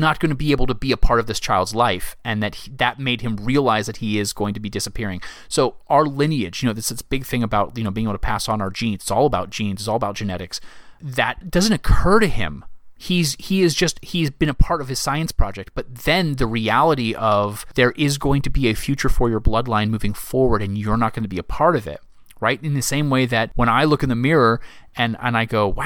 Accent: the South, United States; now in Virginia, United States; I am from the South

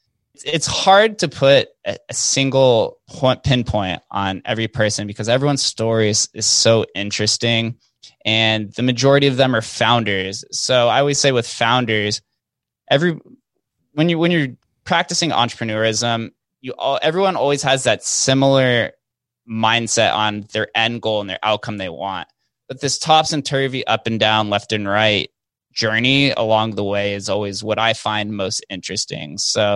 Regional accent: Las Vegas, Nevada, United States; it's just kind of bred into us by the way of growing up in Vegas. You see slot machines in the grocery store growing up.

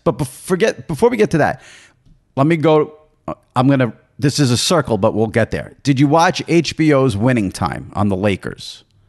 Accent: New York, United States; as a New Yorker

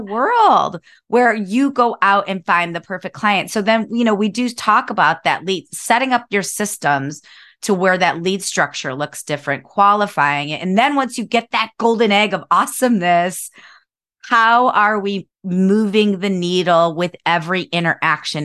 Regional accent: Cleveland, Ohio, United States; moved away as an adult; now in San Diego, United States; I grew up in Cleveland, Ohio

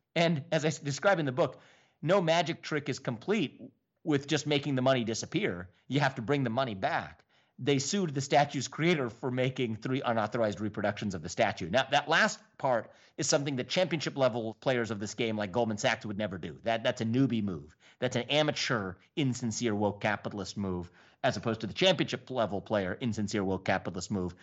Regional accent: Southwest Ohio, United States; growing up in Southwest Ohio

